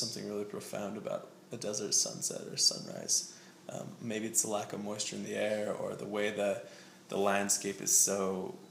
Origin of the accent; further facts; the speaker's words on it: Richfield, Utah, United States; now in Cedar City, United States; I'm from Utah. Yeah, this small town called Richfield.